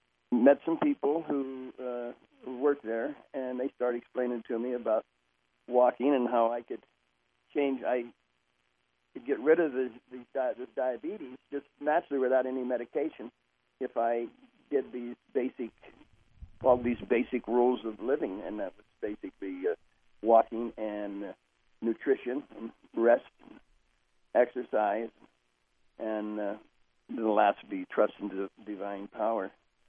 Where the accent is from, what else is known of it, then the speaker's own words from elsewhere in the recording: Oklahoma, United States; I'm from Oklahoma originally, and my family around Oklahoma and Kansas and Texas, and we were raised on grease.